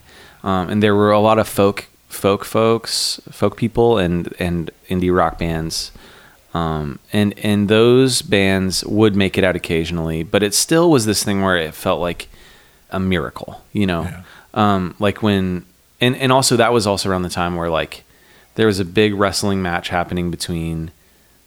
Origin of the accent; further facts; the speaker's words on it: the Northwest, Pacific Northwest, United States; Growing up in the Northwest